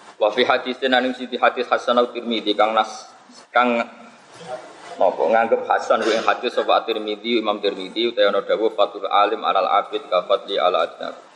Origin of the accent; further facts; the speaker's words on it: Pantura, Indonesia; Saya ini orang Pantura